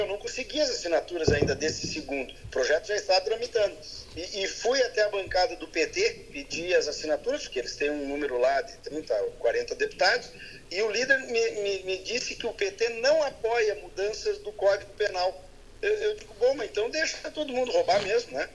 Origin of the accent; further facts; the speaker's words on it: Palmeira das Missões, Rio Grande do Sul, Brazil; na minha terra natal, né, Palmeira das Missões